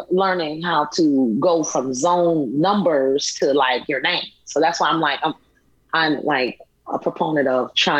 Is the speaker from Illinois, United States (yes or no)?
yes; Chicago, Illinois, United States; growing up in Chicago, late 80s, early 90s.